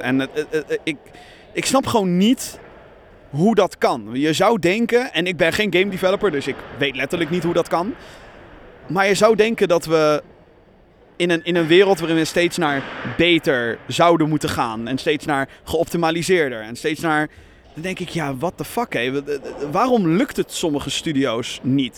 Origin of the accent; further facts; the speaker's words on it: Rotterdam, South Holland, Netherlands; als Rotterdammer